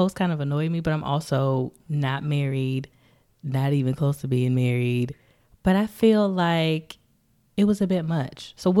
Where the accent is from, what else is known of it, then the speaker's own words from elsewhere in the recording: Metairie, Louisiana, United States; I was born in Metairie, Louisiana.